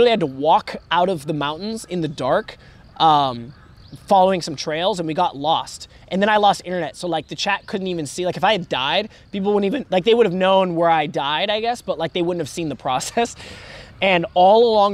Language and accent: English; Oregon, United States; accent: West Coast American; moved away as an adult; also born or lived in Osaka, Japan; now in Japan; I'm born and raised in Oregon